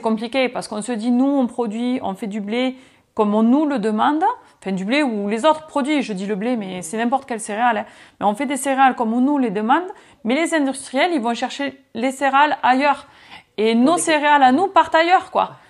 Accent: France; on a nos règles à respecter en tant que Français

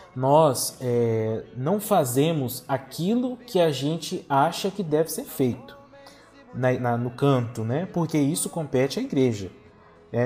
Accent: Linhares, Espírito Santo, Brazil; Eu venho lá da cidade de Linhares, da paróquia Santa Rita e da comunidade Nossa Senhora

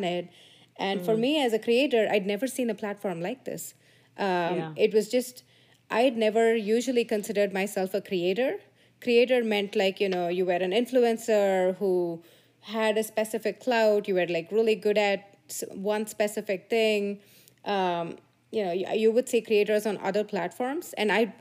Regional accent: India; moved away; I grew up in India in a small town, very sleepy little town

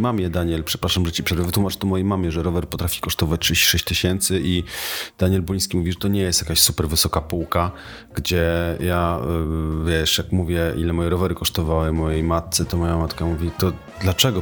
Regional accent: Tricity, Pomeranian Voivodeship, Poland; jestem z Trójmiasta, teraz właściwie z okolic Trójmiasta

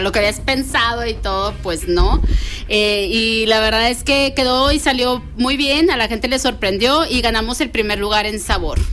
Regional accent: Mexico; como mexicanos

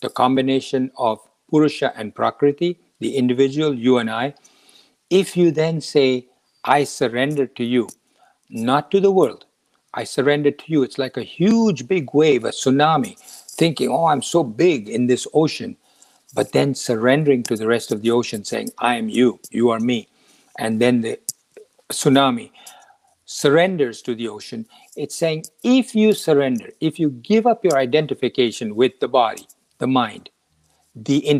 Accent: India; moved away as an adult; now in United States; when I was 20 years old and I was flying out of India to come to the United States

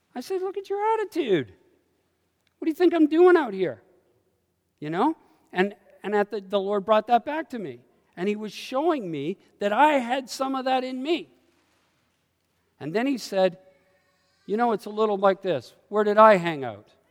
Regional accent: Canada; I carry Canadianisms, and I'm not a Canadian anymore

